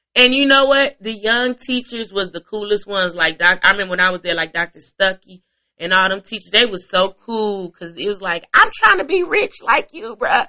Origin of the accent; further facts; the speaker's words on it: Chicago, Illinois, United States; I'm from Chicago